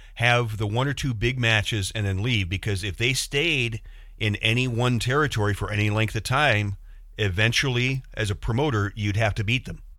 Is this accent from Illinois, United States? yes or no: yes; Chicago, Illinois, United States; I'm from the Chicago area